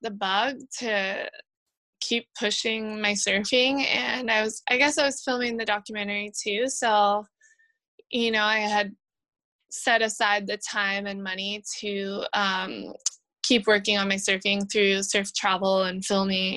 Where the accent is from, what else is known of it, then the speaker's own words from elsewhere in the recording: Hawaii, United States; growing up in Hawaii